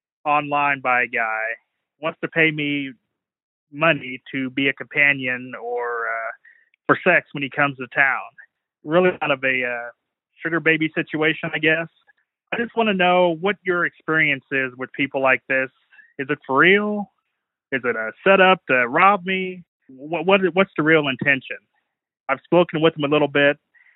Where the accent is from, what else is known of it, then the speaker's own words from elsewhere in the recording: Midwest, United States; I'm a guy from the Midwest, 44-year-old guy